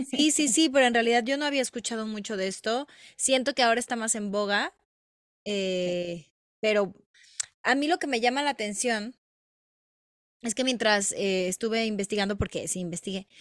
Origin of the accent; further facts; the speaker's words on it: Mexico; somos mexicanas